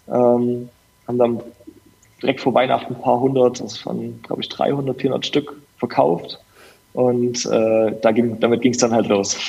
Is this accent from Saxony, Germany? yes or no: yes; Dresden, Saxony, Germany; ich komme aus Dresden